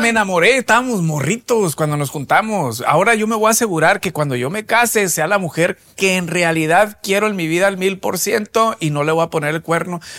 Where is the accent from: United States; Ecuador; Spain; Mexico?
Mexico; nosotros los mexicanos